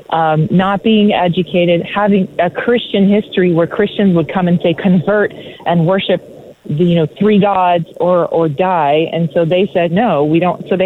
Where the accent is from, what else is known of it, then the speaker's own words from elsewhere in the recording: Israel; I was born and raised in Israel.